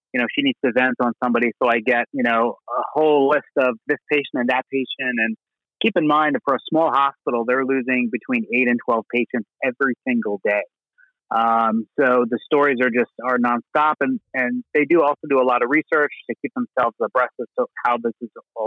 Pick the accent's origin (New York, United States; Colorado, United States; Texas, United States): New York, United States; Born and raised in New York